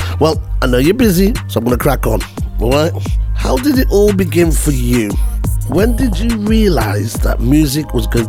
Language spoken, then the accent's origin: English; the north of England, United Kingdom; I'm from England up north